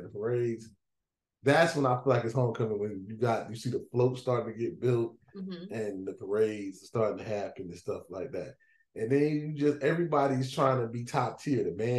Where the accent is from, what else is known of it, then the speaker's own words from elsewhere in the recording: Greensboro, North Carolina, United States; I grew up in Greensboro